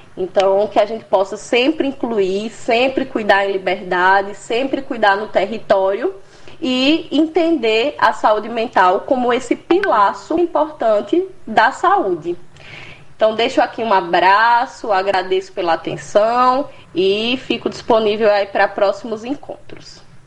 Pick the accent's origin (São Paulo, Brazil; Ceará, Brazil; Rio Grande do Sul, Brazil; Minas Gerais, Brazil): Ceará, Brazil; Juazeiro do Norte; moved away as an adult; also born or lived in Rio de Janeiro; now in Recife, Brazil; eu sou cearense, natural de Juazeiro do Norte